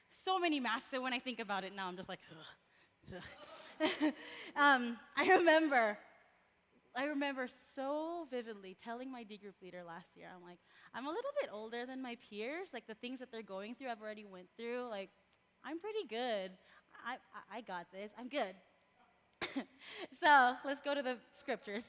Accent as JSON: {"language": "English", "country": "Philippines", "tie": "born or raised there", "moved": "yes", "said": "I was born and raised in the Philippines"}